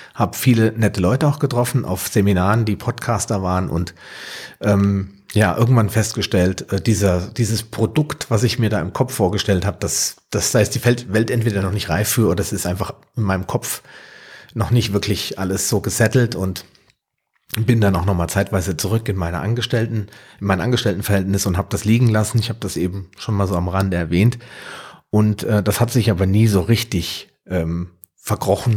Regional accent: near Frankfurt, Hesse, Germany; Ich komme aus der Nähe von Frankfurt, bin gebürtiger Deutscher

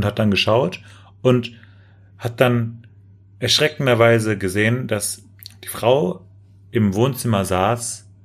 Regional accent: Germany; ich bin kulturell geprägt, ich bin Deutscher.

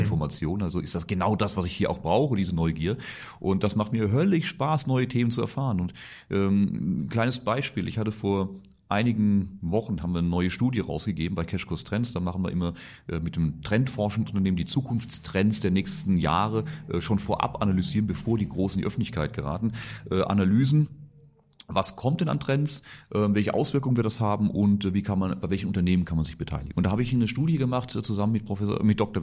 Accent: Reilingen, Baden-Württemberg, Germany; Reilingen heißt das Ort und da bin ich aufgewachsen und äh, da bin ich stolzer Badener, Kurpfälzer

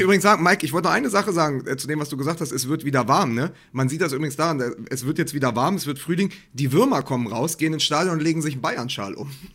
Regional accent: Berlin, Germany; als Berliner

